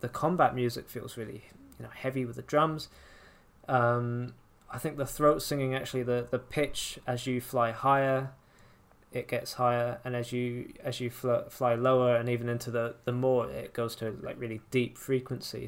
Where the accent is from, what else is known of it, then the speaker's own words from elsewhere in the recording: England, United Kingdom; accent: English; I speak with my, with my English accent